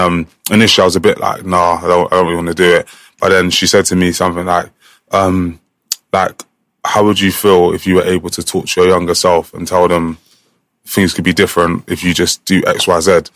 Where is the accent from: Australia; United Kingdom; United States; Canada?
United Kingdom; England; I'm the one from England that's coming here now.